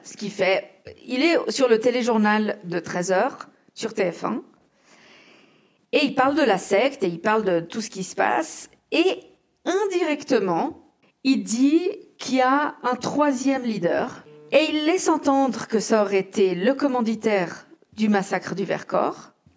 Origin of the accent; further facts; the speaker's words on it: Geneva, Switzerland; en tant que genevoise